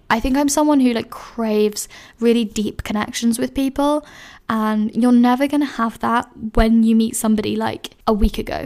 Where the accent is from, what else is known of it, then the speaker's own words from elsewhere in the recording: London, United Kingdom; moved away as an adult; I loved growing up in London